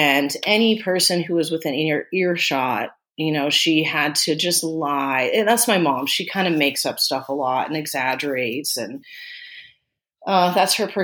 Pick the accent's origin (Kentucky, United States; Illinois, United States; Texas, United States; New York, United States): Texas, United States; Austin; also born or lived in Germany; They got stationed in Austin, Texas, and that's where we were raised, was in Austin, Texas, from the time I was little on.